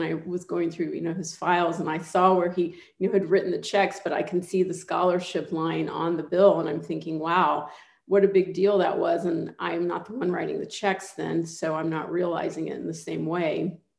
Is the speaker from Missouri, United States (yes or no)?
no; Dallas, Texas, United States; also born or lived in Houston / Austin / Boston; I was born in Houston, but raised in Dallas, and I have a lot of family in Houston.